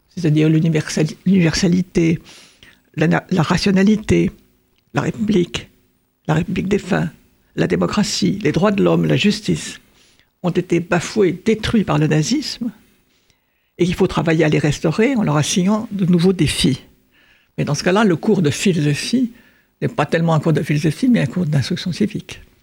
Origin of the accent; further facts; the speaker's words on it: France; nous sommes français